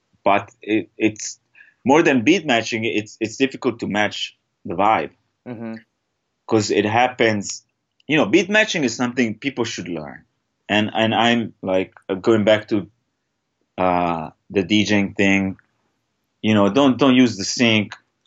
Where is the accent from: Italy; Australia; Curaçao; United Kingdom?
Italy; moved away as an adult; now in Los Angeles, United States; I'm from Italy.